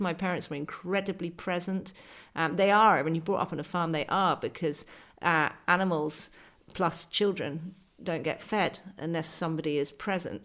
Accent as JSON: {"language": "English", "region": "west coast of Scotland", "country": "United Kingdom", "tie": "born or raised there", "also_born_or_lived": "Argyll / Dumfries and Galloway", "accent": "posh city girl", "said": "I was brought up on a farm in the west coast of Scotland, but when you talk with my accent, uh, you sound like a posh city girl"}